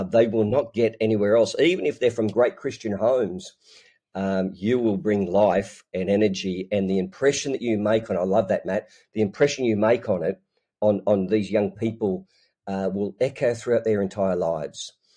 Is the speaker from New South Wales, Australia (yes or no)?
yes; Newcastle, New South Wales, Australia; I'm, um, born and bred in Newcastle, Australia